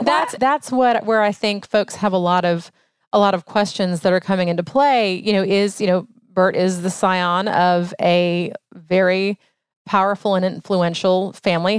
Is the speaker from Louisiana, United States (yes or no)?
yes; New Orleans, Louisiana, United States; now in Cobb County, Georgia, United States; I'm a Catholic from New Orleans